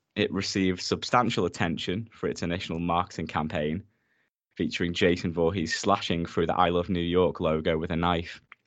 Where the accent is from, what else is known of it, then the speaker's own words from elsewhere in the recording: United Kingdom; we're British